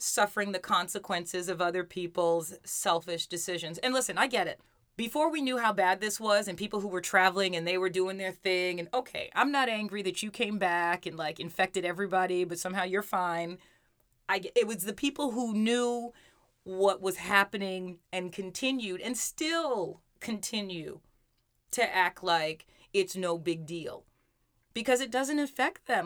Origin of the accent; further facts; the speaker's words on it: New York City, New York, United States; we grew up in Brooklyn and then we moved to Queens